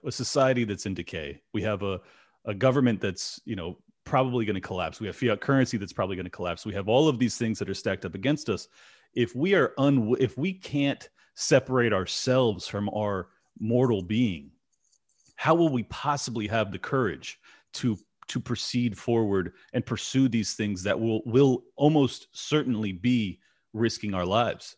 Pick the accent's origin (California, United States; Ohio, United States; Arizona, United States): California, United States; San Diego; I'm from San Diego